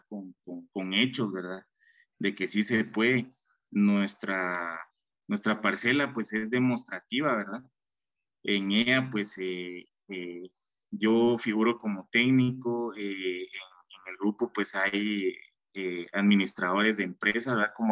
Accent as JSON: {"language": "Spanish", "country": "Guatemala", "said": "Como sociedad, como guatemaltecos, como jóvenes"}